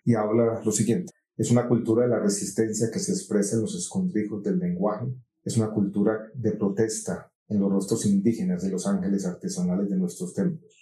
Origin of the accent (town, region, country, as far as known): Colombia